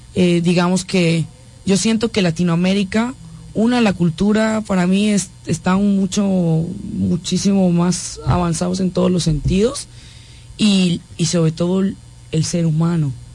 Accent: Galicia, Spain; en, mi tierra se habla gallego, yo, yo hablo gallego

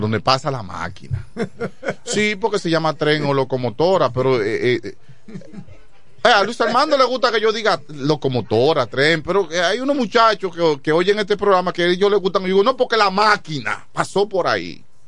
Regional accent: Quisqueya, San Pedro de Macorís, Dominican Republic; also born or lived in Chavón; siempre viví en Quiqueya después que salí de Chabón para acá. De Chabón yo salí para Quiqueya

